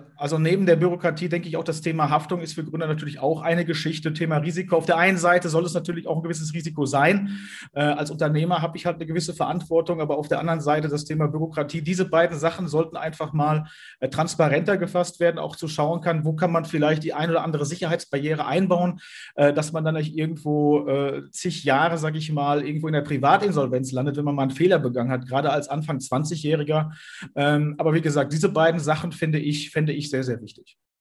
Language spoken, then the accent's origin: German; Sauerland, North Rhine-Westphalia, Germany; hier im Sauerland, wo ich herkomme